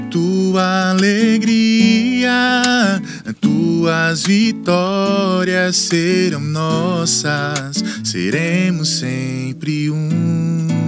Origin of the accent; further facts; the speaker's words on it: Recife, Pernambuco, Brazil; moved away; Eu, eu vim de Recife para cá, no final dos anos 90